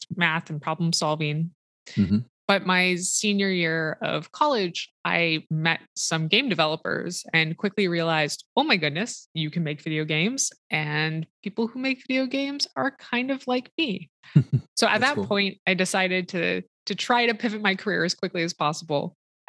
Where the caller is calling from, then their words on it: Seattle, Washington, United States; I'm calling in from Seattle, Washington.